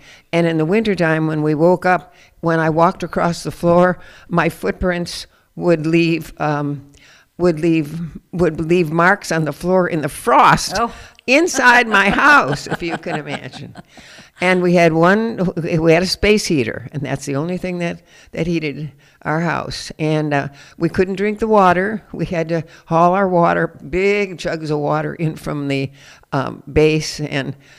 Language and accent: English; Cleveland, Ohio, United States; I was born in Cleveland, Ohio, and lived in the same house right on Lake Erie until I got married.